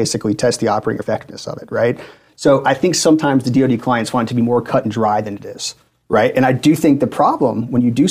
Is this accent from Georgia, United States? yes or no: yes; Atlanta, Georgia, United States; moved away as an adult; also born or lived in Auburn, Alabama; now in Washington, D.C., United States; I'm from the Atlanta area, go to Auburn, come back.